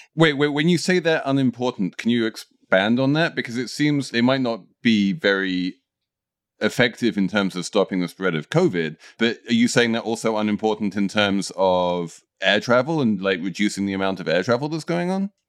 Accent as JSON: {"language": "English", "country": "United Kingdom", "said": "As a Brit"}